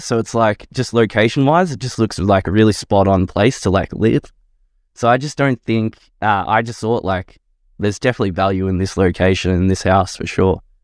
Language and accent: English; southeast suburbs of Victoria, Australia; I grew up in a pretty big family, uh, five kids, so two brothers, two sisters in the southeast suburbs of Victoria.